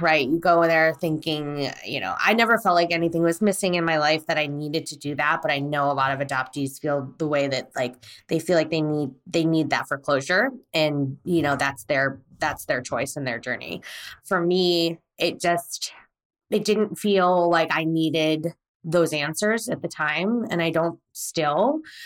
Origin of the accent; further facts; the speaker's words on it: United States; also born or lived in Korea; I was born in Korea and I was brought to America at three months old